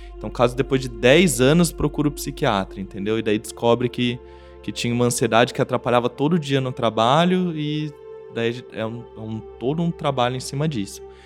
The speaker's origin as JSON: {"language": "Portuguese", "town": "Bauru", "region": "São Paulo", "country": "Brazil", "said": "eu sou de Bauru"}